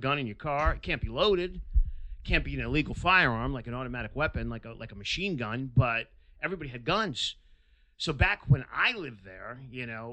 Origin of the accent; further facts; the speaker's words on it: Connecticut, United States; moved away as an adult; I grew up in Connecticut from the time I was 8 till I was 24